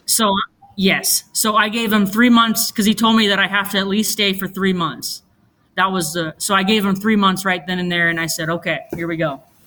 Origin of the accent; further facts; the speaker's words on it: Roseburg, Oregon, United States; born and raised in Roseburg, Oregon